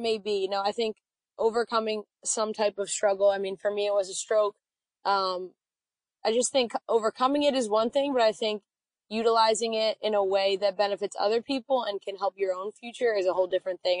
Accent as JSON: {"language": "English", "town": "Reading", "region": "Pennsylvania", "country": "United States", "said": "I'm from Reading, Pennsylvania, about an hour outside"}